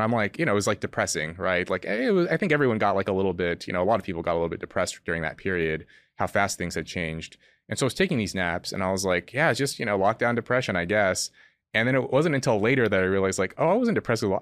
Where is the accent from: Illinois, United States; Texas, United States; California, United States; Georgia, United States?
California, United States; where I grew up in California